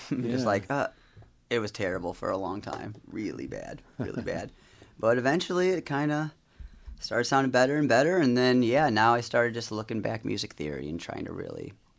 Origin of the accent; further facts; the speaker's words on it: Chesterton, Indiana, United States; I grew up in Chesterton, Indiana, just over the border a little